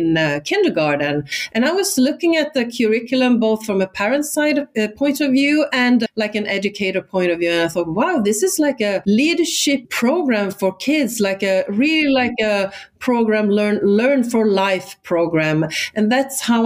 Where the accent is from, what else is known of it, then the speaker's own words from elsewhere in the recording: Sweden; first language Swedish; English is a second language; moved away; I'm Swedish, so my native, my mother tongue is Swedish.